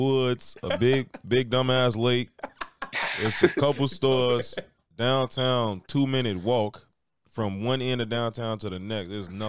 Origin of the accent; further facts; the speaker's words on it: Chicago, Illinois, United States; moved away; I'm from the Chicago area, and now I'm in the middle of nowhere.